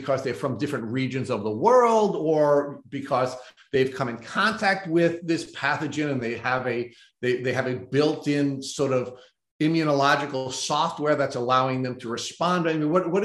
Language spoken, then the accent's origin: English; Long Island, New York, United States; I grew up on Long Island